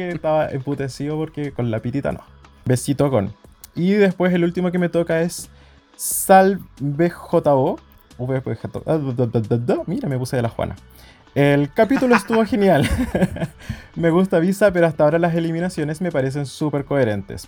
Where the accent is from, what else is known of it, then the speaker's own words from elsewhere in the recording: Chile; como chilenos millennials